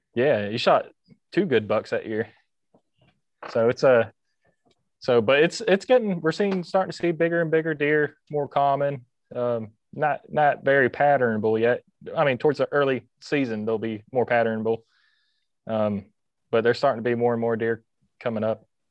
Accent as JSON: {"language": "English", "town": "Carrollton", "region": "Georgia", "country": "United States", "tie": "born or raised there", "also_born_or_lived": "Costa Rica / Kennesaw, Georgia", "accent": "southern", "said": "lived in Kennesaw before we moved to Carrollton"}